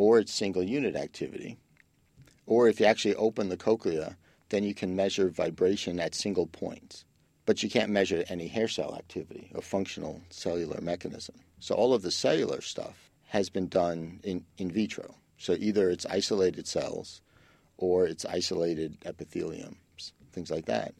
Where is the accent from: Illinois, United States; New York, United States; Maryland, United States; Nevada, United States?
New York, United States; New York City; growing up in the Bronx, I can't take quiet